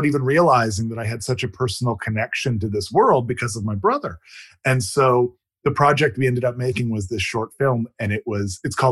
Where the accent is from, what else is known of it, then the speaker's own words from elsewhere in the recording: Canada; moved away as an adult; now in Atlanta, United States; I moved here to Atlanta from my home country of Canada